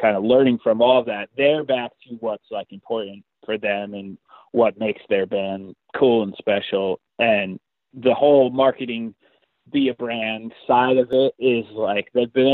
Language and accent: English; New Jersey, United States; It's just New Jersey, man. I curse a lot